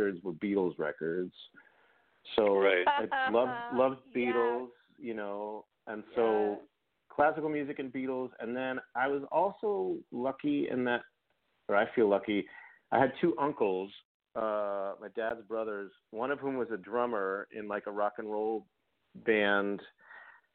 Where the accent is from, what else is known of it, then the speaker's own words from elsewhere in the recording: Boston, Massachusetts, United States; moved away as an adult; now in Los Angeles, United States; I grew up in Boston